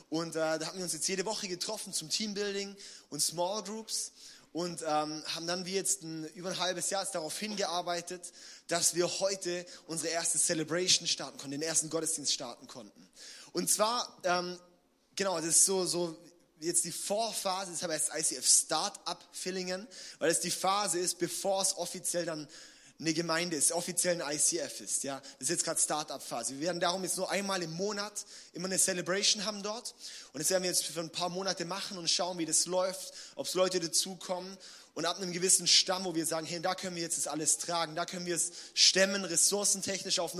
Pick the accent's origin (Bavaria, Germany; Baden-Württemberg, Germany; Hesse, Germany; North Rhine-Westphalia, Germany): Baden-Württemberg, Germany; Villingen; Wir hatten im, im ähm, April eine Worship Night gemacht in, in Villingen. Das ist ja da, wo ich aufgewachsen bin und herkomme und so, ja.